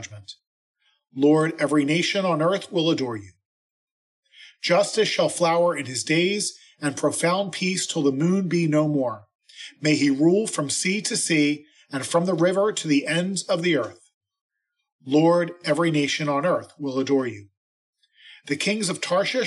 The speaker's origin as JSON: {"language": "English", "area": "Philadelphia suburbs", "region": "Pennsylvania", "country": "United States", "tie": "born or raised there", "said": "I grew up in the Philly suburbs."}